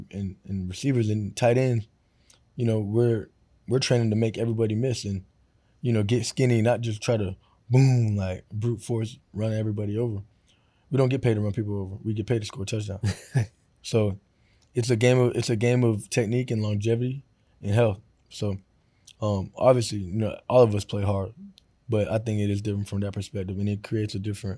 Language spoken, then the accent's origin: English; Florida, United States; So, but I got that from my dad because I grew up in Florida.